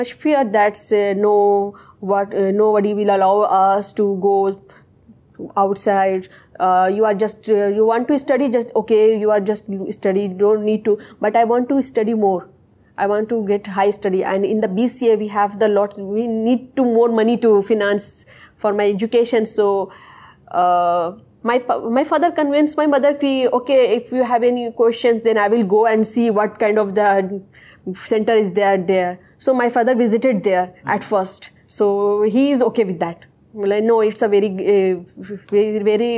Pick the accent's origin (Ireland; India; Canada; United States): India; Kolkata, West Bengal; first language Urdu; English is a second language; I am from Mathia Bruj. It was quite conservative area.